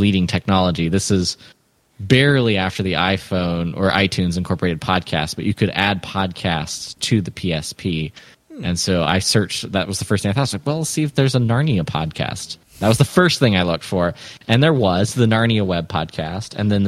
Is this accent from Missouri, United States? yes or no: no; Atlanta, Georgia, United States; I grew up partly in Atlanta